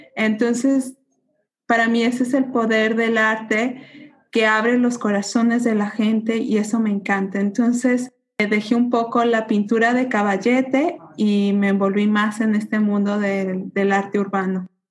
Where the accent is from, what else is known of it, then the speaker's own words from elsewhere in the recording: Mexico; moved away as an adult; also born or lived in Guadalajara; now in Netherlands; crecí dentro de México con esos colores, sabores, folclore